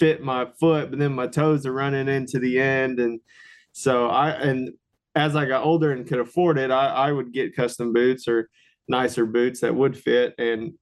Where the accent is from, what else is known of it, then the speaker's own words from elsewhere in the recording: Houston area, Texas, United States; moved away as an adult; also born or lived in Oklahoma; I apprenticed under a diesel mechanic in my hometown